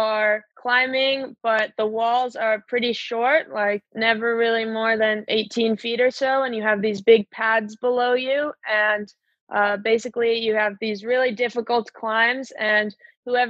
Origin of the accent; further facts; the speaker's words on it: Bay Area, California, United States; moved away as an adult; now in Salt Lake City, United States; I moved here from the Bay Area in June